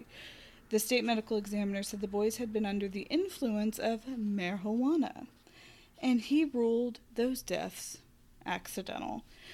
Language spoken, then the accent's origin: English; Arkansas, United States; moved away; also born or lived in Tennessee; where I grew up in Arkansas